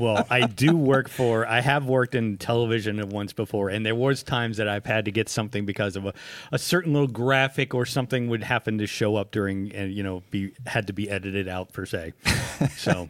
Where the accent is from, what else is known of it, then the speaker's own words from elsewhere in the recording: United States; also born or lived in Pennsylvania / Ohio; I'm from Pennsylvania and Ohio